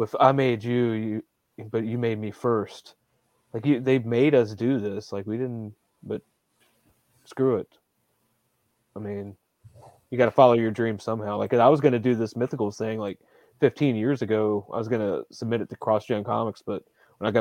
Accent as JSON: {"language": "English", "region": "Virginia", "country": "United States", "said": "because I'm from Virginia, the way I talk"}